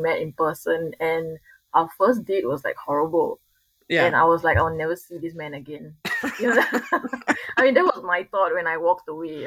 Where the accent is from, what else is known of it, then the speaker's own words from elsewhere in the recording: Singapore; I'm from Singapore